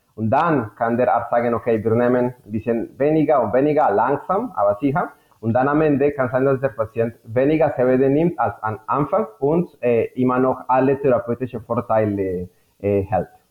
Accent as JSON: {"language": "German", "country": "Colombia", "second_language": "German", "moved": "as an adult", "lives_now": "Germany", "said": "komme aus Kolumbien. Äh, ich bin Chemiker mit Schwerpunkt Biochemie, habe in Kolumbien studiert. Mein meine Heimat"}